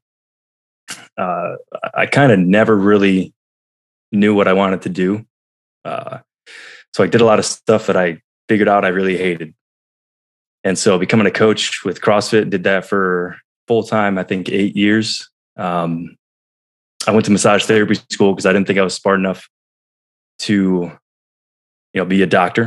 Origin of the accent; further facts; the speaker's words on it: New York, United States; moved away; I was back in my hometown of New York